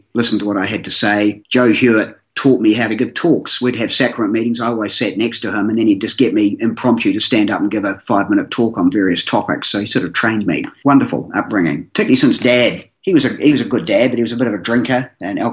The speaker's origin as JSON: {"language": "English", "town": "Christchurch", "region": "Canterbury", "country": "New Zealand", "tie": "born or raised there", "said": "I was raised in Christchurch"}